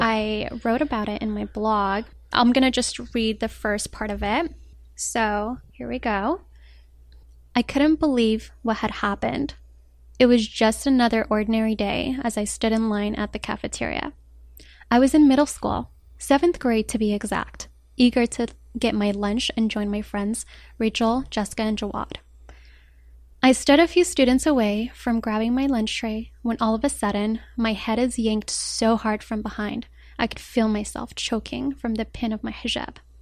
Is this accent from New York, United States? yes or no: no; Denver, Colorado, United States; also born or lived in Rabat, Morocco; now in Los Angeles, United States; I was raised in Colorado